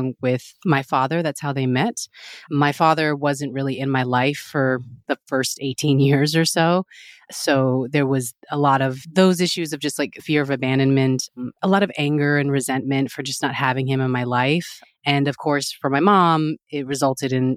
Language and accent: English; Texas, United States; now in New York City, United States; originally I'm from Texas